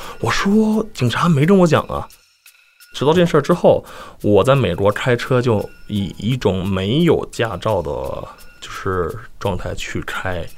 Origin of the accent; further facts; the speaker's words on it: China; now in United States; 我我从中国来的。